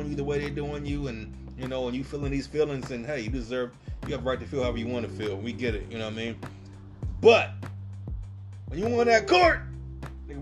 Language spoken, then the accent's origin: English; the Bay Area, California, United States; I'm from the Bay